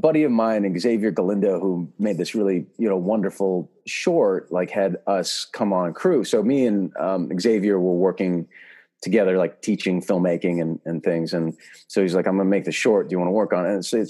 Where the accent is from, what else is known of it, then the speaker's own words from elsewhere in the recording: California, United States; Well, I grew up in the Bay Area. So I grew up here doing, you know, theater.